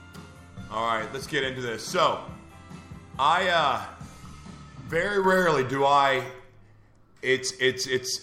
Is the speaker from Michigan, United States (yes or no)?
no; Oklahoma, United States; moved away; I'm from Oklahoma originally